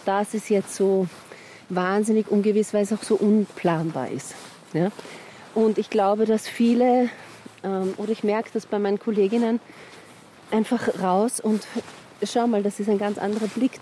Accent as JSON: {"language": "German", "region": "Vienna", "country": "Austria", "tie": "born or raised there", "also_born_or_lived": "Blue Mountains, Australia / Carinthia", "accent": "Viennese", "said": "aber ich war mein Leben lang in Wien. Ich rede auch wie eine Wienerin."}